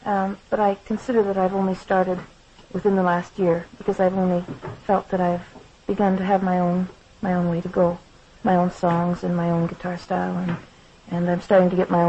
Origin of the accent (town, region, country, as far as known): Saskatchewan, Canada; born or raised there; moved away as an adult; now in Detroit, United States